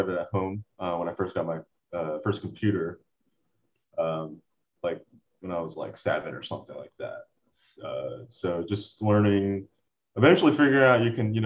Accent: Port St. Lucie, Florida, United States; also born or lived in Orlando, Florida; Port St. Lucie, is where I grew up

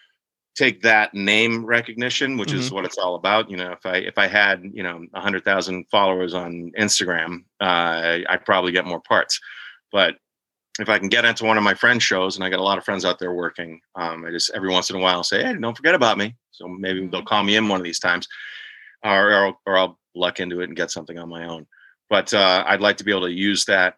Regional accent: Boston, Massachusetts, United States; moved away as an adult; also born or lived in New York / Los Angeles; I was from Boston as well. I always used to wear a Boston hat

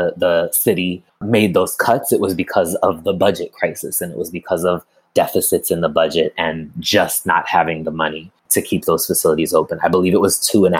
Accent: Amherst, Massachusetts, United States; moved away as an adult; now in Chicago, United States; I'm originally from Amherst, Massachusetts. I'm currently living in Chicago

